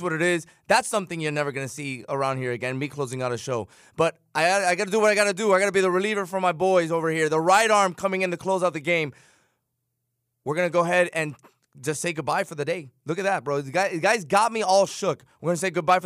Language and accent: English; Chicago, Illinois, United States; now in South Florida, United States; I grew up in Chicago. I was born in Chicago.